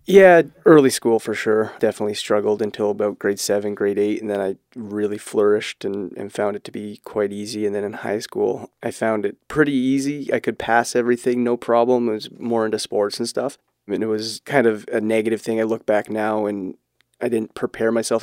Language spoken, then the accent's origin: English; Barrie, Ontario, Canada; I grew up in Barrie, similar to Gord